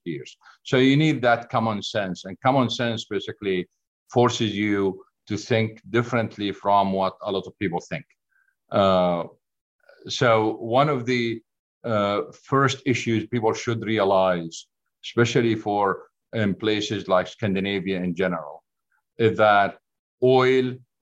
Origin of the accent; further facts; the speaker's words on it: Saudi Arabia; moved away as an adult; also born or lived in Syria / Oklahoma, United States / Colorado, United States; now in Ohio, United States; I was born in Syria, moved to Saudi Arabia, grew up in Saudi Arabia, got my undergrad in Saudi Arabia, then moved to the great country of Oklahoma in the United States.